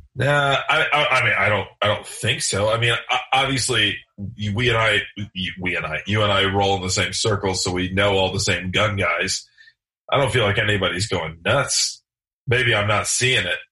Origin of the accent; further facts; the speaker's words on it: Michigan, United States; I'm from Michigan